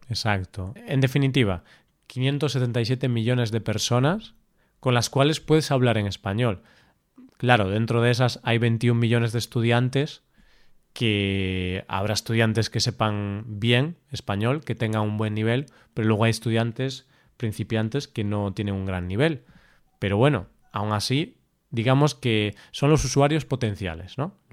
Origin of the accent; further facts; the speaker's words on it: Spain; first language Spanish; somos españoles, somos profesores de español